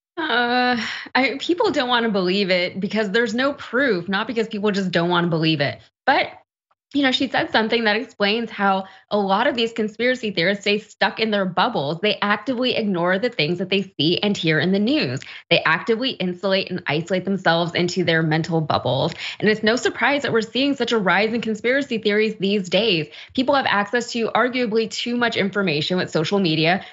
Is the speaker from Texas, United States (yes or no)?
yes; Texas, United States; as a Texan